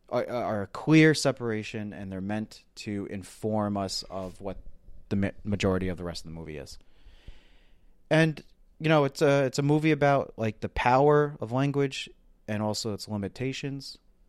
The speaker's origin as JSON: {"language": "English", "country": "Ireland", "said": "And, you know, as an Irish person, you know, I love that movie."}